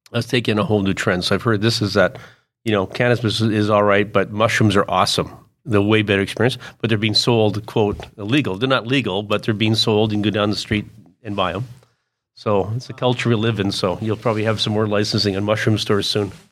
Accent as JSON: {"language": "English", "town": "Kelowna", "region": "British Columbia", "country": "Canada", "tie": "born or raised there", "said": "Growing up in Kelowna."}